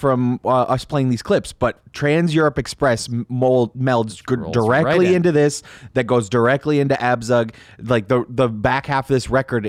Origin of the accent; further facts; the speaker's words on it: Iggy Pop's hometown, Michigan, United States; the second most famous person from my hometown behind me.